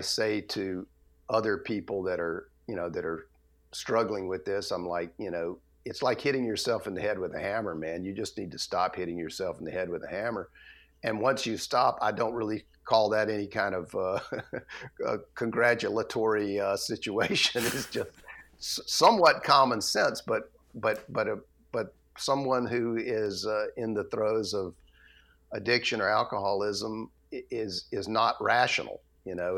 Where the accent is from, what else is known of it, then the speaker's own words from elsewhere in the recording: Atlanta, Georgia, United States; I grew up in Atlanta